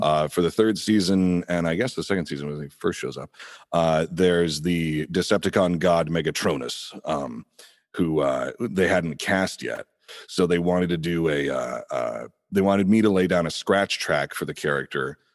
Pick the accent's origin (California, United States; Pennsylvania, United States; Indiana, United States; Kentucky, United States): Indiana, United States; now in Los Angeles, United States; I'm originally from Indiana, um, a little bit outside Indianapolis there.